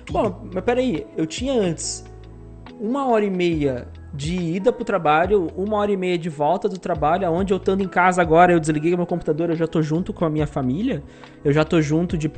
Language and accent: Portuguese; Paraná, Brazil; now in Joinville, Brazil; Se eu vim do Paraná para trabalhar em Joinville para poder trampar aqui nessa empresa, eu vou voltar para Paraná.